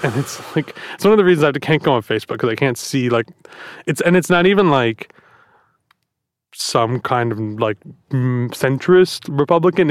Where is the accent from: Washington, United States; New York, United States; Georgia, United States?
New York, United States; Long Island; I grew up on Long Island